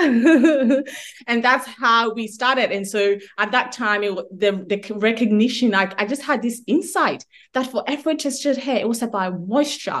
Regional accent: Ghana; now in Melbourne, Australia; I'm from Africa, I'm from Ghana

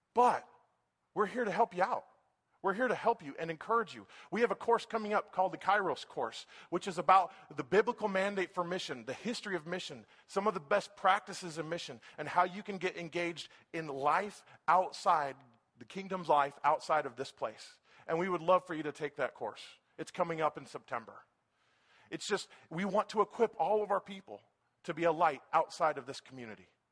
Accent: Folsom, California, United States; I'm from Folsom

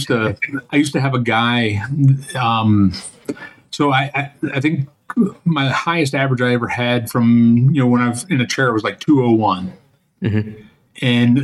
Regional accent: Northern Illinois, United States; moved away as an adult; I used to live up in Northern Illinois most of my life. And then in 2006, I sold my house in Northern Illinois and I moved to Southern Illinois.

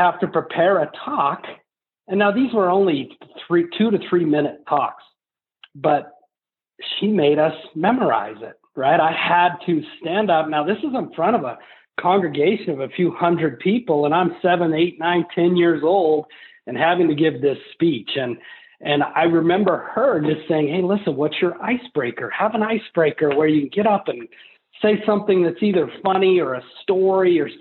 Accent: Colorado, United States; growing up in Colorado, the church that we went

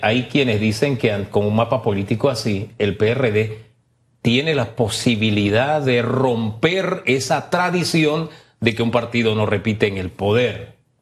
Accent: Panama; uno como panameño

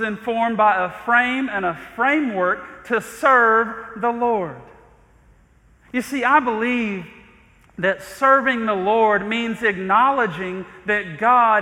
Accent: Athens, Georgia, United States; I remember growing up on the east side of Athens and walking into my home, neighborhood called Chamberlain

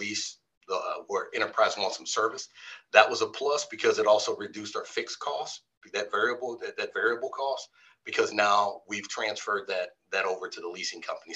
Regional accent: Midwest, United States; now in California, United States; I'm from the Midwest

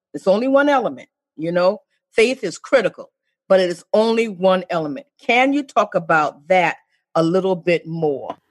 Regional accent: South Carolina, United States; accent: Geechee; I'm a Geechee from South Carolina

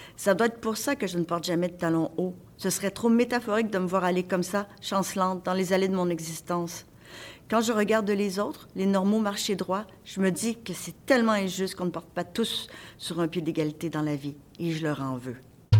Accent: Montreal, Quebec, Canada; Moi, je viens de l'Est de, de, de Montréal

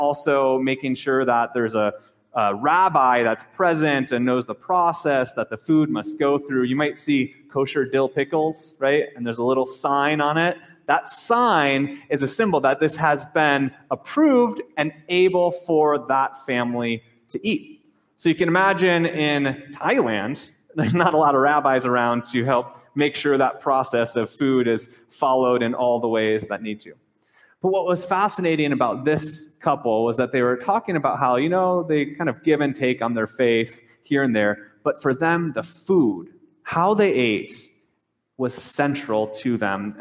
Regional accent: United States; us as American Christians

